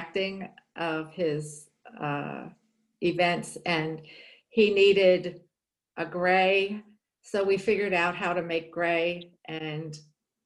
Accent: Geigertown, Pennsylvania, United States; also born or lived in Michigan; I was born and raised in Geigertown

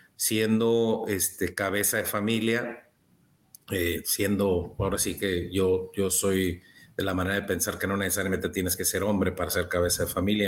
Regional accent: Baja California, Mexico; soy de Baja California, México

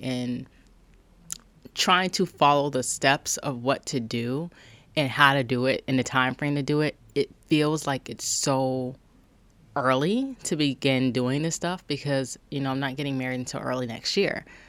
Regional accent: Charleston, South Carolina, United States; I'm from Charleston, South Carolina

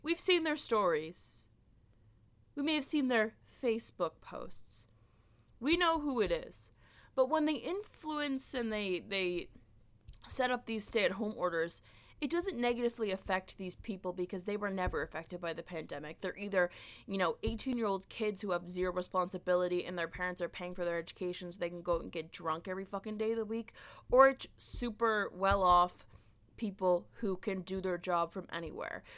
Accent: Canada; I, as a Canadian

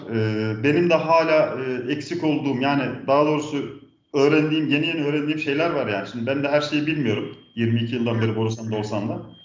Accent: Balıkesir, Turkey; also born or lived in Antalya; now in Ankara, Turkey; 1978 Balıksır doğumluyum.

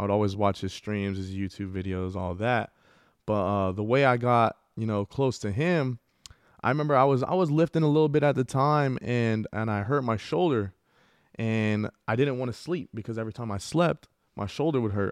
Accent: El Paso, Texas, United States; I grew up in the northeast of El Paso

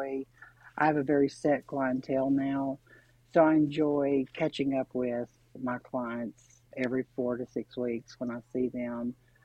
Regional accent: Oneida, Tennessee, United States; I actually grew up where I am now. It's a very small town in East Tennessee called Oneida, Tennessee.

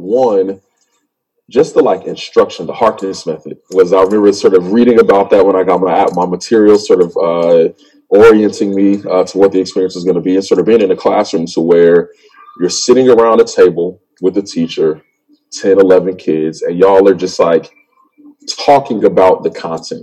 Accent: Lawrenceville, Georgia, United States; moved away as an adult; now in Chicago, United States; I'm from Georgia. I'm from Lawrenceville

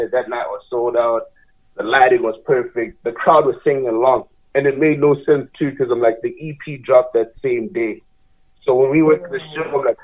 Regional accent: Botswana; now in Calgary, Canada; I'm from Southern Africa

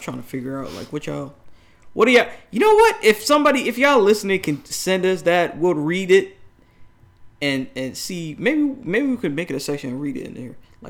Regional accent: Oklahoma, United States

